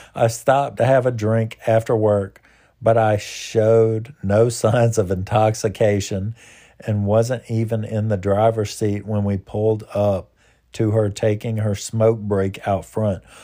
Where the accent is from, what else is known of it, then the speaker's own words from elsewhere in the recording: United States; as an American